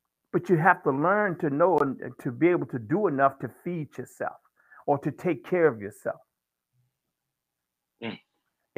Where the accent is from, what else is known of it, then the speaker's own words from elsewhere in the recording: Virginia, United States; growing up in the South in Virginia